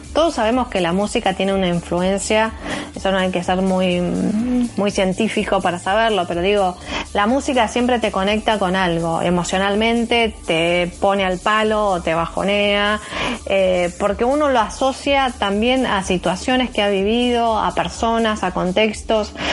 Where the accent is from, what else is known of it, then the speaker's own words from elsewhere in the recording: Argentina; acá en nuestro país